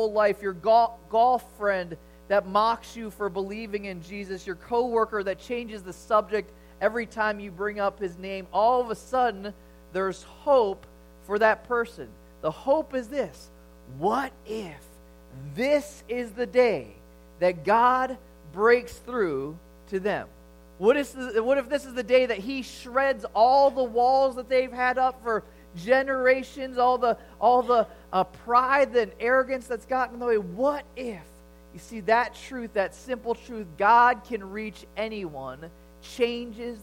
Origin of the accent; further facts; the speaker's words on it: Chicago, Illinois, United States; growing up in Chicago during the Jordan era